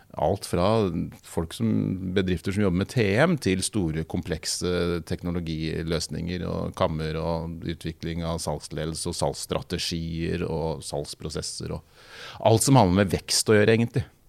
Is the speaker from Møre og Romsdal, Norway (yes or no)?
no; Kongsberg, Buskerud, Norway; Kjørte rundt på moped i Kongsberg, der jeg kommer fra, og banka dør og solgte på dør